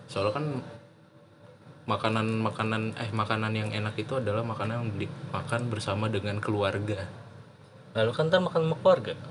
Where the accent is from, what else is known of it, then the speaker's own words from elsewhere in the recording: Jakarta, Indonesia; gue kan orang Jawa ya dan gue besar di Jakarta gue nggak paham kan nggak terlalu paham bahasa Jawa kan